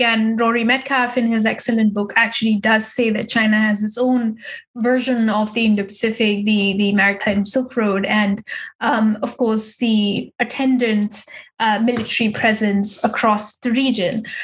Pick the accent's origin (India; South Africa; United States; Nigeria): India; now in Berlin, Germany; as an as an Indian